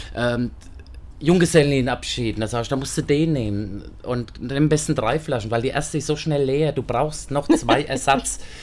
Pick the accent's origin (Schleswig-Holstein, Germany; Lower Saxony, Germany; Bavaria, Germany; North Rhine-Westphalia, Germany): Bavaria, Germany; Aschaffenburg; moved away as an adult; now in Wiesbaden, Germany; Ich komme aus Aschaffenburg ursprünglich